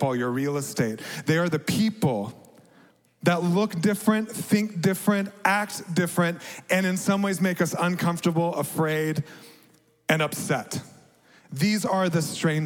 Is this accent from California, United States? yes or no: no; Dallas, Texas, United States; also born or lived in Amman, Jordan; Growing up in America as a middle-class white guy in suburban Dallas